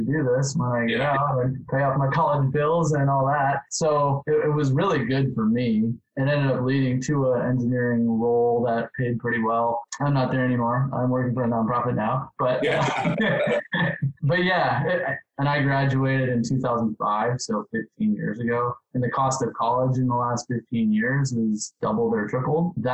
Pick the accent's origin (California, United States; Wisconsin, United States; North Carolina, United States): Wisconsin, United States; I'm from Wisconsin. So it was kind of a natural place to go. Grew up in a really small town.